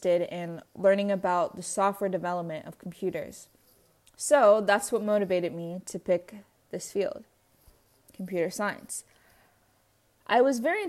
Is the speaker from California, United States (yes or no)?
yes; San Diego, California, United States; I was born and raised in San Diego